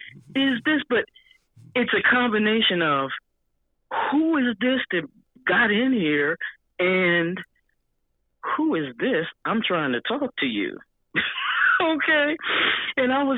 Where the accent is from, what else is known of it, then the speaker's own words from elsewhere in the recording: Philadelphia, Pennsylvania, United States; also born or lived in Pittsburgh; I'm from Philadelphia